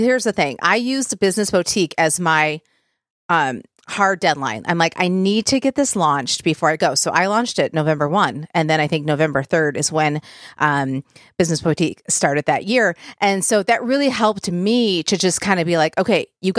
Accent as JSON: {"language": "English", "region": "Michigan", "country": "United States", "tie": "born or raised there", "also_born_or_lived": "Nashville, Tennessee", "moved": "as an adult", "lives_now": "Nolensville, United States", "said": "I'm from Michigan, both my husband"}